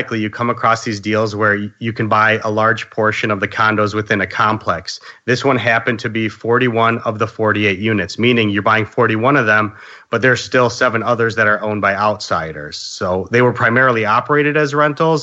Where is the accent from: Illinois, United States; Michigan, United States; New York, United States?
Illinois, United States; Chicago; I grew up in Chicago and around here, things are kind of crazy expensive